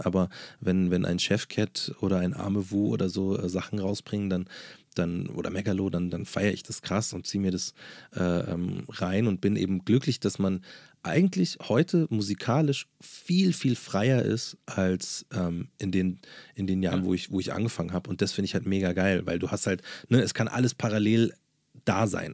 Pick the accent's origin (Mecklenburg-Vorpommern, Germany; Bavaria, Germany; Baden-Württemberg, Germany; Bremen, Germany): Bavaria, Germany; Munich; Neuperlach oder Berg am Leim oder da, wo ich groß geworden bin